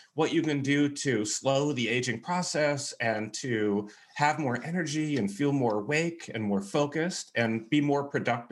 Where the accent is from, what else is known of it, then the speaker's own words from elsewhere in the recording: California, United States; moved away as an adult; now in Texas, United States; I'm from California and I live pretty much my whole life in California, but I moved to Texas about a year ago